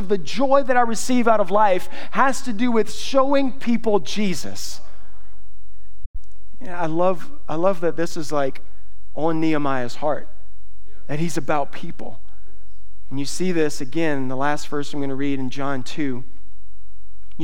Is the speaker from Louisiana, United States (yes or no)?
yes; South Louisiana, United States; I'm from South Louisiana